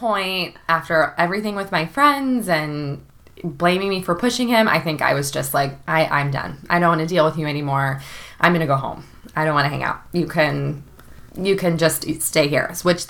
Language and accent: English; Chicago, Illinois, United States; I go to Miami, and I'm from Chicago, and all of my friends and their boyfriends immediately did not like him.